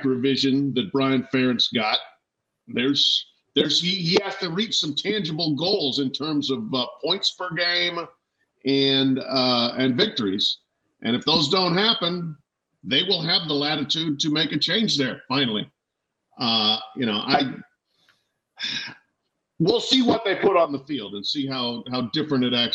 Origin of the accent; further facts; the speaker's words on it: Colorado, United States; I grew up in Colorado